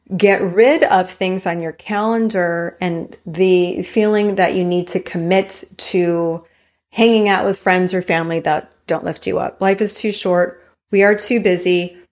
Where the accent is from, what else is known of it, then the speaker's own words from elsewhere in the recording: Hawaii, United States; moved away; growing up in Hawaii